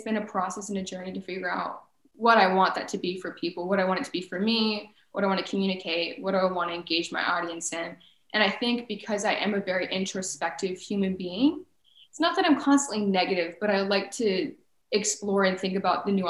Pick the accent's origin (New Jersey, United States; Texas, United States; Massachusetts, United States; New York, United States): Texas, United States; moved away as an adult; now in Chicago, United States; Growing up in Texas, the education system, at least in high school, is very much so cliquey